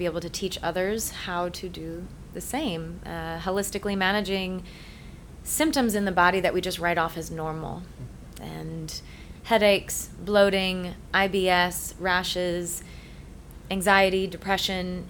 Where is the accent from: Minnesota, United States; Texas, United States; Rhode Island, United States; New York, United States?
Rhode Island, United States; I grew up in Rhode Island. Typical Irish Catholic, born and bred